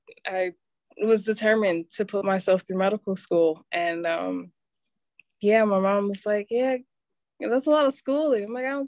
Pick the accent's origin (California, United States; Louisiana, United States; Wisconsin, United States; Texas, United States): Wisconsin, United States; Milwaukee; Yes, I am.